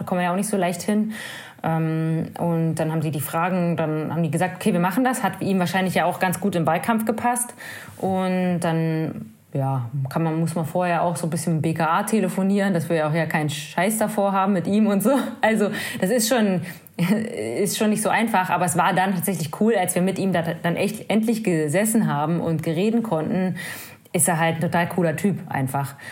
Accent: Brandenburg, Germany; ich komme aus Brandenburg, das ist einfach flach, unser höchster Berg ist 80 Meter hoch

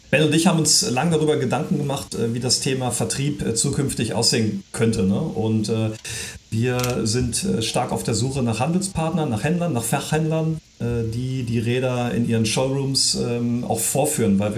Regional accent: Viersen, North Rhine-Westphalia, Germany; ich, ich komme ja hier aus der Ecke. Ja. Ähm, wir, wir, sind zwar ja. in Saarstedt äh, gemeldet, aber äh, Ben ist in Saarstedt. Äh, ich bin äh, in Viersen bei Düsseldorf.

